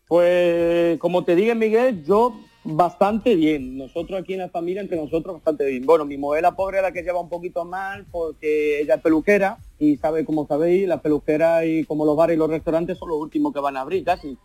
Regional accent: Vilvoorde, Flanders, Belgium; he nacido aquí en Bélgica, pero me siento andaluz a 100%

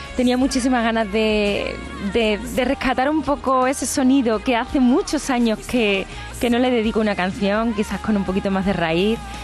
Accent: Seville, Andalusia, Spain; es mi tierra, es ese auditorio que para mí eh, significa muchas cosas, porque yo recuerdo cuando iba de pequeña a la Academia de Adelita Domingo, que está en la Alameda

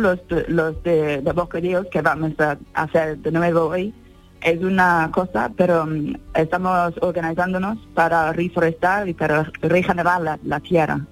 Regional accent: England, United Kingdom; now in Valle de Lecrín, Spain; Yo soy de, Inglaterra

